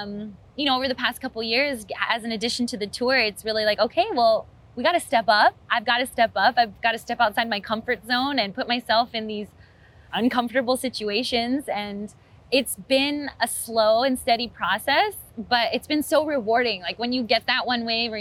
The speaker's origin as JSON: {"language": "English", "region": "Hawaii", "country": "United States", "said": "as a Hawaiian"}